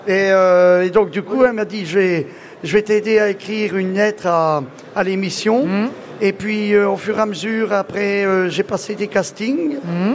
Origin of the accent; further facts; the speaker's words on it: Château-Chinon, Bourgogne-Franche-Comté, France; Alors je viens de la Nièvre, donc je suis agriculteur euh, là-bas à Château-Chignon, dans la Nièvre